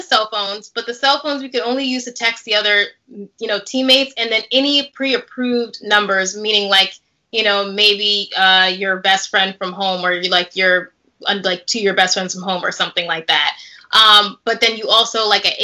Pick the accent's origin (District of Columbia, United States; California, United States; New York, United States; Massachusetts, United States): New York, United States; New York City; now in New Jersey, United States; I'm a city girl. I'm from New York City